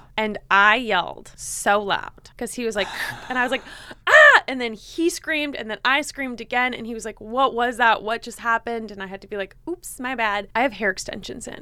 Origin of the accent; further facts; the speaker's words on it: Los Angeles, California, United States; I'm also from L